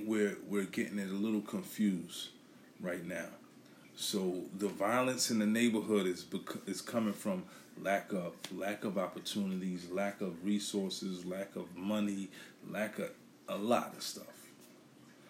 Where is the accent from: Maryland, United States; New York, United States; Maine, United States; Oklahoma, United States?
New York, United States; New York City; now in Philadelphia, United States; I'm from Brooklyn